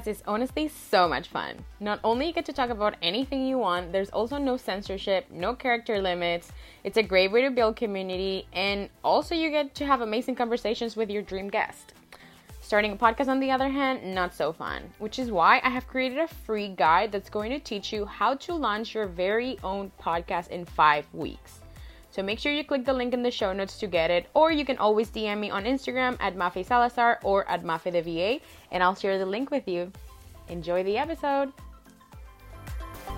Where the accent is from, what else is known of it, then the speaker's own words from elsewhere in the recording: Caracas, Capital District, Venezuela; English is a second language; now in Vancouver, Canada; I really like being tourist in my hometown